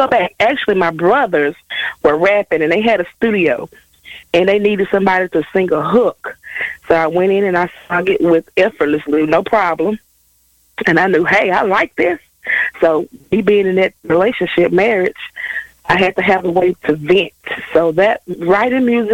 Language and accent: English; Jackson, Mississippi, United States; born and raised in Jackson, Mississippi, close to the Delta.